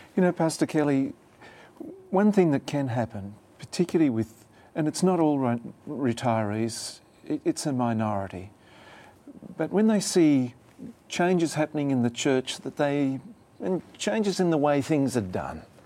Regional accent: Australia; moved away; my home country of Australia

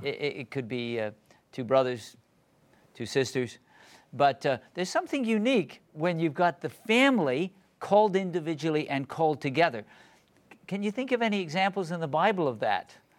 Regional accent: England, United Kingdom; I actually was born in England

